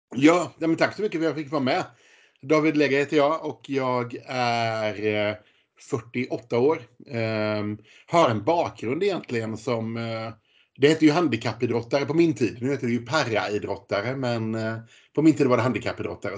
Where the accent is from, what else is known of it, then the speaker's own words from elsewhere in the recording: Gothenburg, Västra Götaland, Sweden; jag kommer från Göteborg och bor kvar i Göteborg med min familj